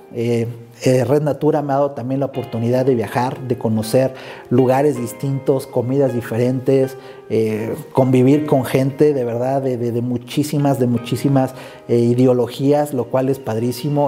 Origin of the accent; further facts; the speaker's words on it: Morelia, Michoacán, Mexico; Soy originario de Morelia, Michoacán